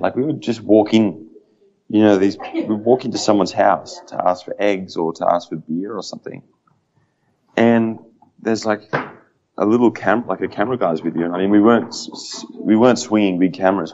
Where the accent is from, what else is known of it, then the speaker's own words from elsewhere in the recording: Australia; as an Australian